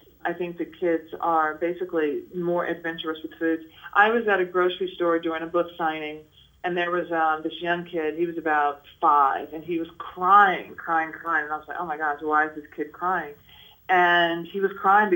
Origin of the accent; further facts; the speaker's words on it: Nashville, Tennessee, United States; I'm from Nashville, Tennessee, and so I grew up having a lot of what people deem as, you know, Southern food